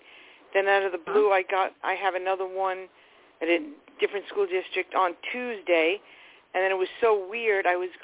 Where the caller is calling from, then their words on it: New York, United States; Long Island.